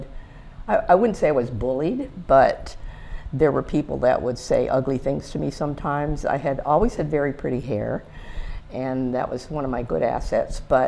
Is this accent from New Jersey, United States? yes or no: no; Tamaqua, Pennsylvania, United States; moved away as an adult; also born or lived in Harrisburg, Pennsylvania; I was originally from Tamaqua